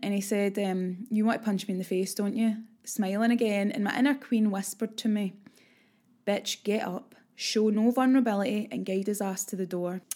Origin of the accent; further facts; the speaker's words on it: Glasgow, Scotland, United Kingdom; It's my hometown